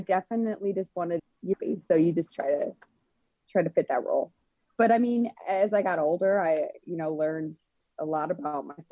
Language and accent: English; Elk Grove, United States; I grew up in Elk Grove community